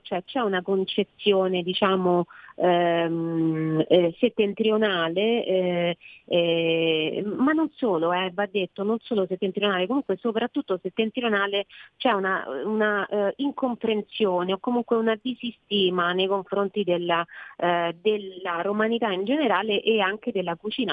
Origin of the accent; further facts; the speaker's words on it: Rome, Lazio, Italy; io sono romana